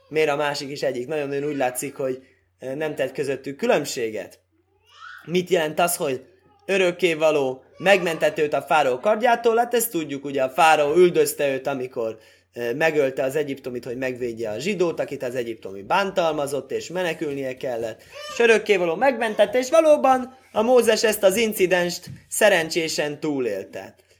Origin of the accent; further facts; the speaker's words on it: Hungary; moved away; olyan magam fajta ember, aki elhagyja szülő hazáját, és akkor az, úgy, úgy számítják, mint magyar ember